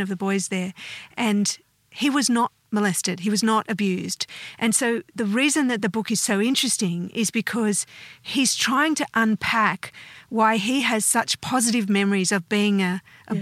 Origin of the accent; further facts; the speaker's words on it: Australia; also born or lived in United States; I have never thought of myself as anything other than Australian.